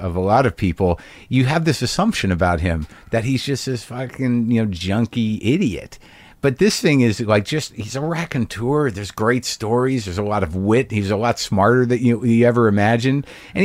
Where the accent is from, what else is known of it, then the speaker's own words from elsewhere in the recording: United States; as an American